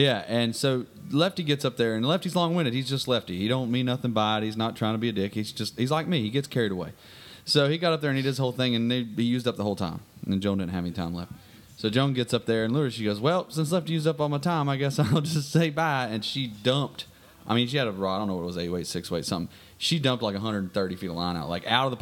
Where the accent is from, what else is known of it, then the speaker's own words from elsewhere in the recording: Morganton, North Carolina, United States; moved away as an adult; I was born and raised in Morganton. I worked Wilson Creek Fly Shop in Morganton, North Carolina